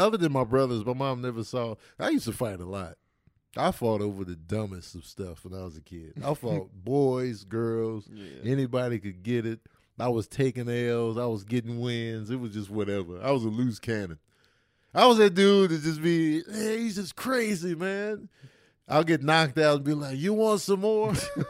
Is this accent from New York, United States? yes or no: yes; Brooklyn, New York, United States; I'm from Brooklyn.